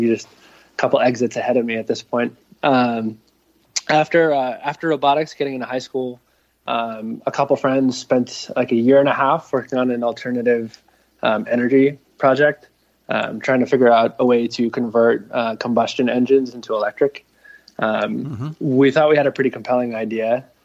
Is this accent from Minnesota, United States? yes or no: no; Narragansett, Rhode Island, United States; I grew up in Narragansett, Rhode Island, uh, on the bay